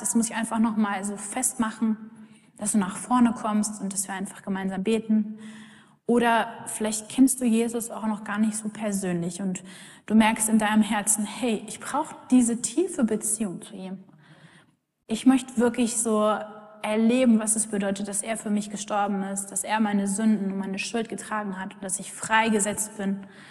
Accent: Germany; wir uns als Deutsche

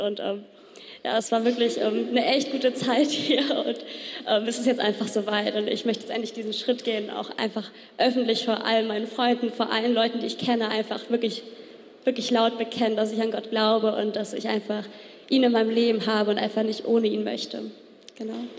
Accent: Iran; German is a second language; moved away; ich komme aus dem Iran und äh, mein Deutsch ist nicht gut

